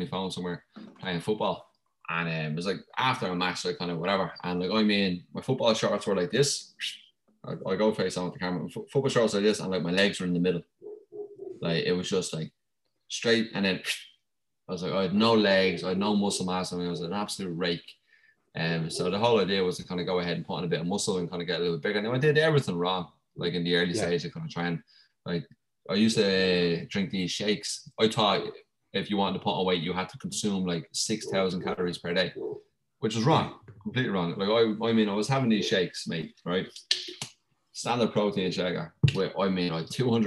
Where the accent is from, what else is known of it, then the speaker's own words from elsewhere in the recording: Ireland; growing up in Ireland was pretty sick.